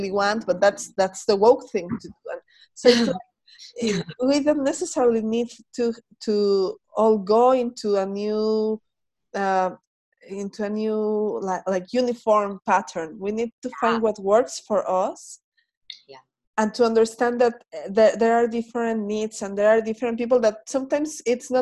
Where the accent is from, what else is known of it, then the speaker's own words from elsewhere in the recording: Mexico; I am Mexican